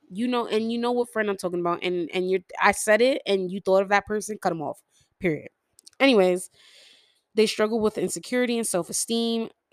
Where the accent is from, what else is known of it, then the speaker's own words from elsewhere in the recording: New York City, New York, United States; I'm from New York City